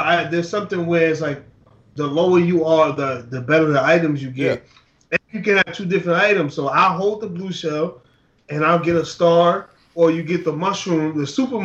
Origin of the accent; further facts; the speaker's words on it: New York, United States; I am from New York